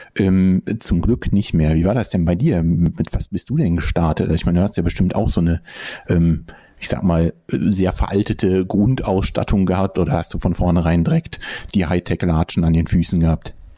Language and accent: German; Bonn, North Rhine-Westphalia, Germany; meine Geburtsstadt sogar